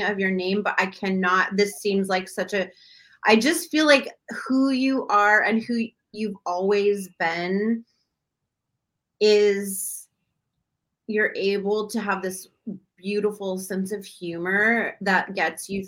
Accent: Long Beach, California, United States; I come from Long Beach

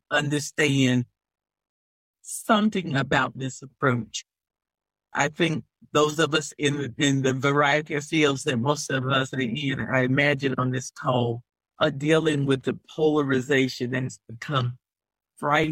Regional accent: the South, United States; I'm from the South

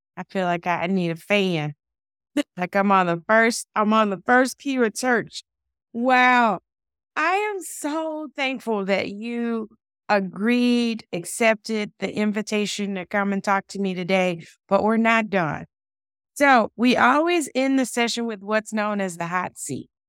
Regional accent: the South, United States; I'm from the South

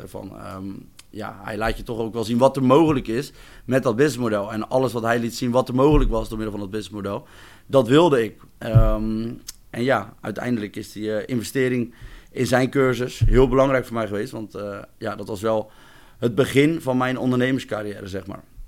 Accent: Rijnsburg, South Holland, Netherlands; Ik ben ook geboren en getogen in Rijnsburg

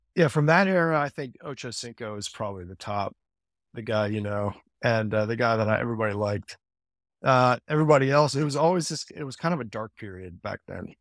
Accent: Cincinnati, Ohio, United States; I grew up in Cincinnati

